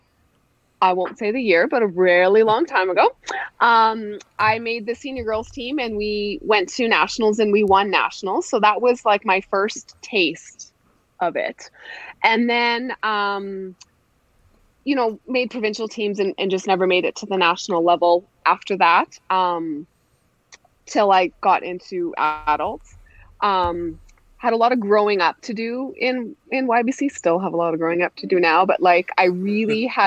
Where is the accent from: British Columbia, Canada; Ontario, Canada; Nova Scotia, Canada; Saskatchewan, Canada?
Saskatchewan, Canada; Prince Albert; I grew up in Prince Albert, Saskatchewan, so just north of Saskatoon